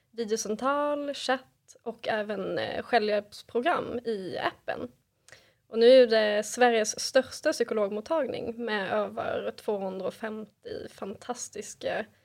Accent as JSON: {"language": "Swedish", "country": "Norway", "accent": "Swedish-Norwegian mix (\"svorsk\")", "moved": "yes", "lives_now": "Sweden", "said": "jag är från Norge så därför har jag lite konstig svorsk dialekt."}